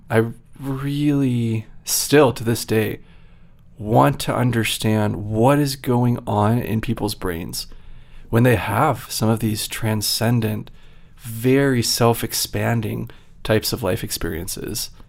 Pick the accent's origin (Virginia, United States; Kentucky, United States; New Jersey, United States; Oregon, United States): Virginia, United States; moved away as an adult; also born or lived in Utah / New York / Massachusetts; I grew up in Virginia